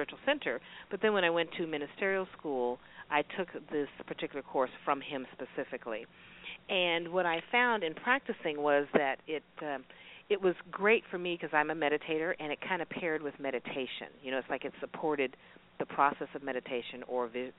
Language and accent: English; Alaska, United States; now in Las Vegas, United States; I'm from Alaska. I moved from Alaska all the way to Vegas